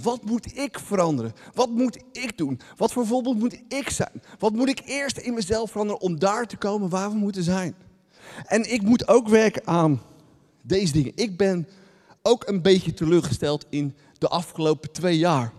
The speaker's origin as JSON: {"language": "Dutch", "country": "Netherlands", "said": "Wij zijn echte Nederlanders."}